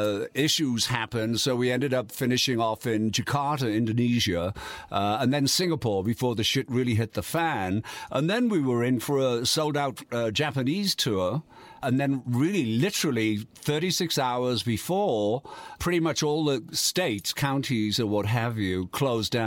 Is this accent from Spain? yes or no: no; Yorkshire and the Humber, United Kingdom; moved away; Yorkshire, mate. Yorkshire, northeast, industrial northeast.